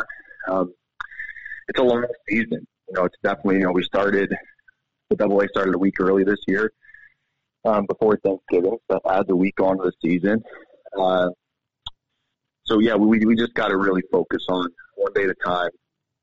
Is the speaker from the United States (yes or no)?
yes; East Coast, United States; now in Montana, United States; I'm from the East Coast, and we spent 2 weeks back there visiting family